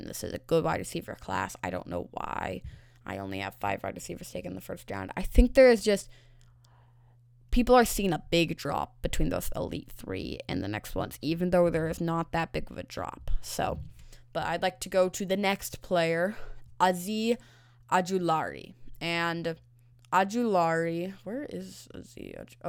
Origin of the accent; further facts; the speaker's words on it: Seattle, Washington, United States; I'm from Seattle.